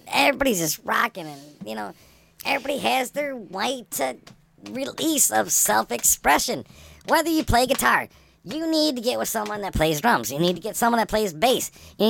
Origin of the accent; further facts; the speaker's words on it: Canada; It's just like, I'm from Canada.